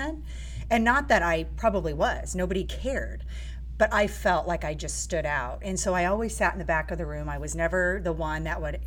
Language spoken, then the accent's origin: English; Daytona Beach, Florida, United States; I was born and raised in Daytona Beach